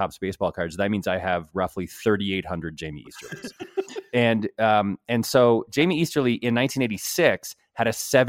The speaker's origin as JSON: {"language": "English", "town": "West Hartford", "region": "Connecticut", "country": "United States", "tie": "born or raised there", "said": "my hometown of West Hartford, Connecticut"}